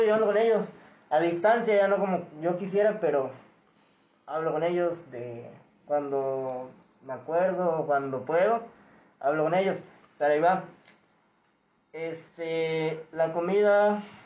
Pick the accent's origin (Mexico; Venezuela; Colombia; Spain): Mexico; Veracruz; de aquí del estado era yo